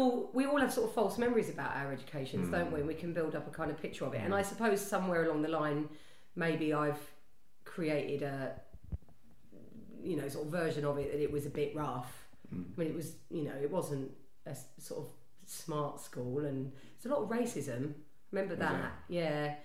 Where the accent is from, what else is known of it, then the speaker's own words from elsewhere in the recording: Greenford, London, United Kingdom; I grew up in North West London, Greenford, which is, if you know the tube map, quite near the end of the Central Line